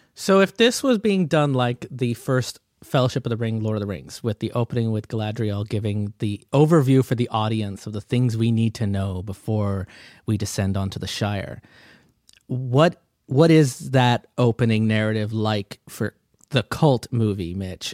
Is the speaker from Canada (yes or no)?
yes; Canada; as a Canadian